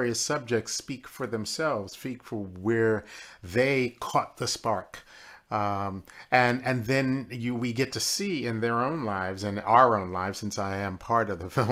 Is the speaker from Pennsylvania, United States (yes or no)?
yes; Philadelphia, Pennsylvania, United States; I grew up in Philadelphia, Pennsylvania